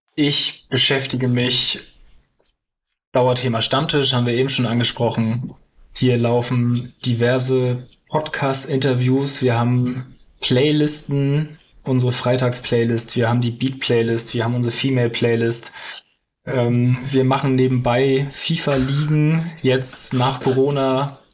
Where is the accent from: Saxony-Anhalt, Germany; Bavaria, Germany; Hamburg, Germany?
Hamburg, Germany; also born or lived in Lüneburg; ich bin geboren, aufgewachsen in Hamburg